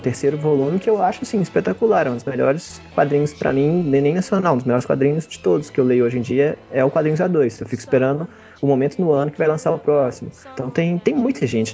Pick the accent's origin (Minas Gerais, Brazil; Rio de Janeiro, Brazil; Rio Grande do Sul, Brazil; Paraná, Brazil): Minas Gerais, Brazil; Belo Horizonte; eu sou de Belo Horizonte mesmo, nasci e moro aqui